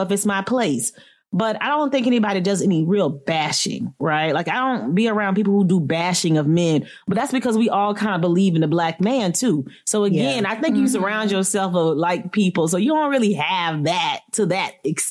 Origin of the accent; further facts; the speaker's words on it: Florida, United States; now in Philadelphia, United States; I am born and raised from Florida, FLA